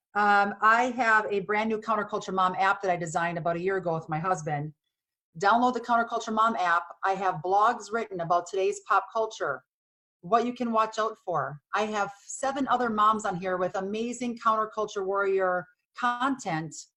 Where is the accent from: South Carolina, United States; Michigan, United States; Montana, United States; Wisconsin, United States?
Wisconsin, United States; born or raised there; moved away; also born or lived in Los Angeles